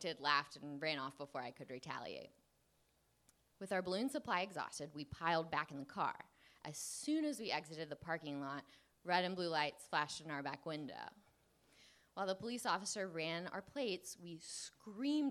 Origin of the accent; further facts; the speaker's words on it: Columbia, South Carolina, United States; Growing up in Columbia, South Carolina